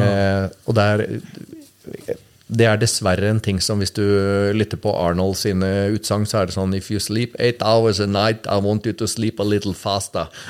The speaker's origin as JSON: {"language": "Norwegian", "country": "Norway", "tie": "born or raised there", "said": "vi er født i Norge"}